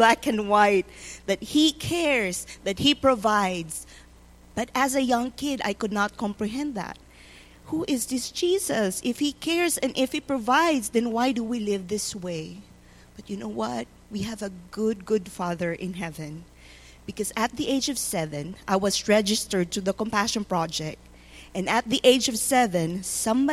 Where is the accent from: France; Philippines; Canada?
Philippines; born or raised there; now in Tulsa, United States